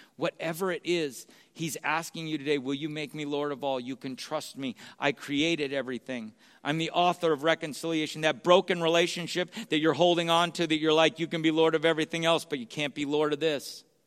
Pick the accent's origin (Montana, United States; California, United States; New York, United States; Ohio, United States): California, United States; San Jose; also born or lived in Sacramento; where I grew up in San Jose